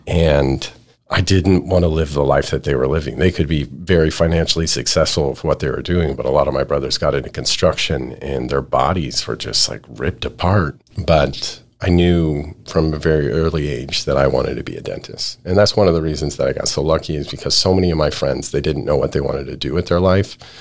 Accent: Idaho, United States; also born or lived in California / Ohio; now in Texas, United States; Born in California and my parents moved to Idaho when I was real young. my quality of life growing up in Idaho

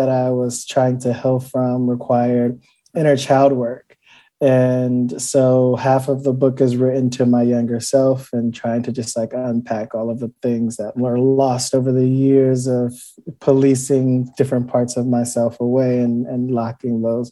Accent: Cleveland, Ohio, United States; growing up in Cleveland

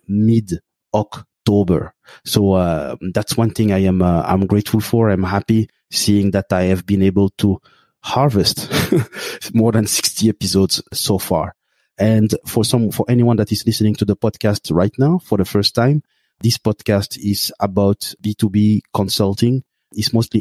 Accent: Belgium; I grew up in Belgium in a lower middle class family

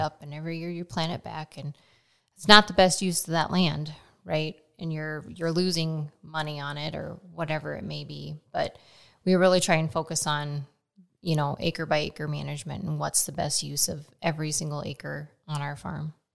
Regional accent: Nebraska, United States; now in Frankfort, United States; I grew up in Nebraska

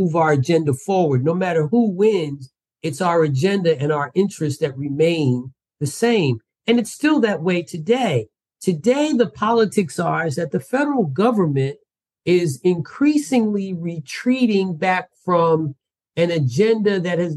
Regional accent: New Jersey, United States; moved away as an adult; also born or lived in Washington, D.C.; I was born and raised in Jersey.

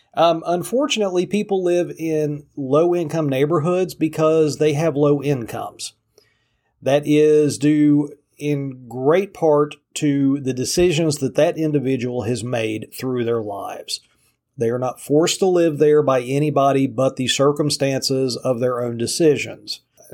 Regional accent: Appalachia, United States; Believe me, I grew up in Appalachia.

